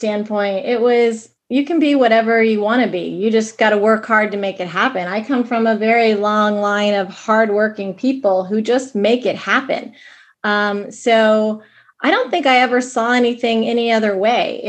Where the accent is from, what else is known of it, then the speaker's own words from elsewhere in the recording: Kansas City, Missouri, United States; moved away as an adult; also born or lived in Des Moines; I grew up in Kansas City. I thought I'd always live in Kansas City